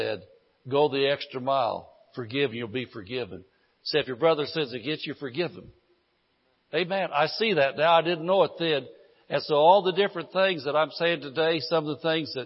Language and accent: English; Indiana, United States; moved away; I come from Indiana